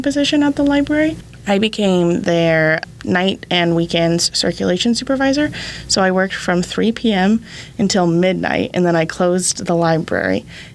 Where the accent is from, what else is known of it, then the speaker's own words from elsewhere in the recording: St. George, Utah, United States; also born or lived in Logan, Utah; So I was raised in St. George, southern Utah, and went all the way up north to the cold.